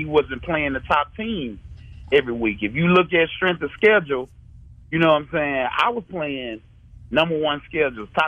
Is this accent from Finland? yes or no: no; Jackson, Mississippi, United States; I grew up in Jackson